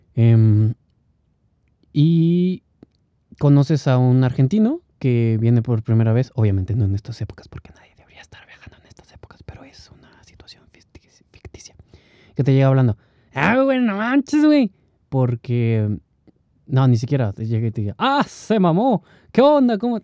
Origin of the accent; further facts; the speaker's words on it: Mexico; accent: Mexican; sigo siendo mexicano